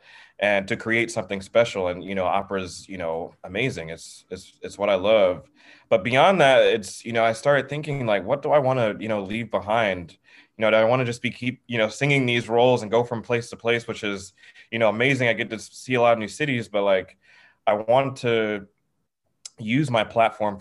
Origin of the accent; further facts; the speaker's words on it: the South, United States; growing up in the South